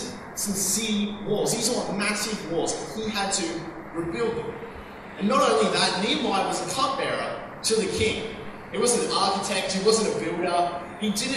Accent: Australia; We're Australians

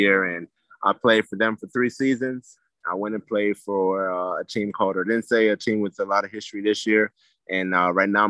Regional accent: Gainesville, Florida, United States; moved away as an adult; now in Spain; growing up in America, man, especially over here in Gainesville

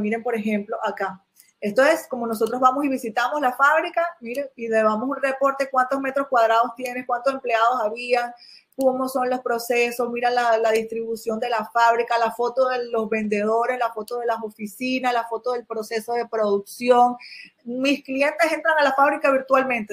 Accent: Venezuela; moved away as an adult; now in China; mi país natal, que era Venezuela

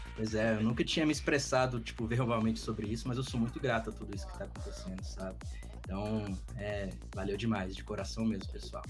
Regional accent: Brazilian Cerrado, Brazil; nós somos do Cerrado brasileiro.

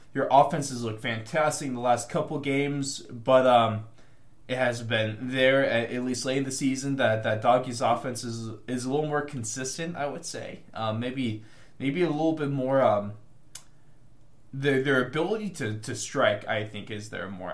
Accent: United States; the struggles of being American trying to watch this uh, sport that's halfway across the world

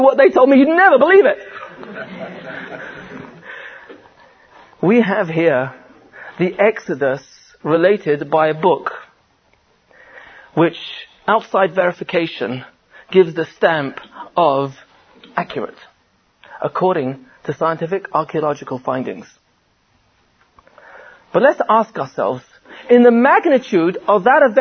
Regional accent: England, United Kingdom; I'm from England

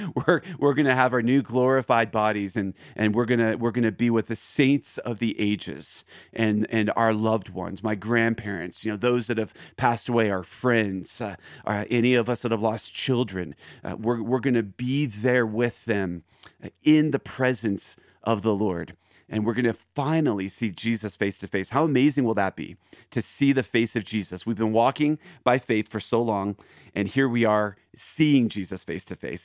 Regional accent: Philadelphia, Pennsylvania, United States; now in Aurora, Colorado, United States; I'm originally from Philadelphia

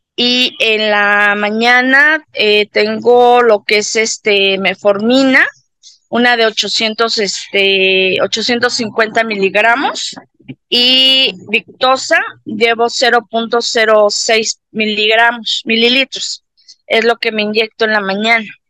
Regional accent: Mexico City, Mexico; soy mexicana, soy de aquí de la Ciudad de México

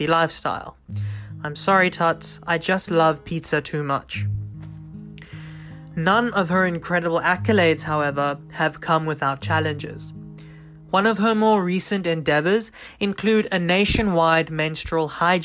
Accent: South Africa; Growing up in South Africa, I was very privileged to have grown in and amongst diversity

